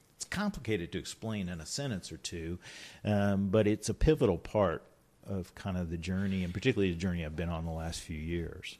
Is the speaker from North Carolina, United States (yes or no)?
no; Richmond, Virginia, United States; I was born and raised here in Richmond